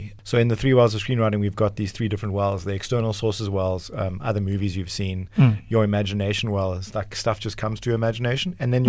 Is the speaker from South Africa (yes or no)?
yes; South Africa; first language English; being an English-speaking South African